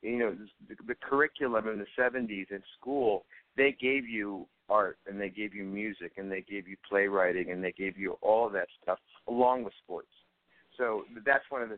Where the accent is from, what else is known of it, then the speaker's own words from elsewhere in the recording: Los Angeles, California, United States; I grew up in Hollywood